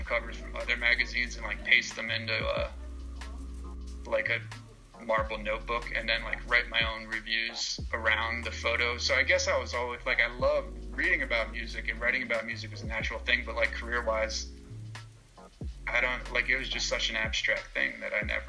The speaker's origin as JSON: {"language": "English", "region": "central New Jersey", "country": "United States", "tie": "born or raised there", "said": "I grew up in central New Jersey, which is a great place"}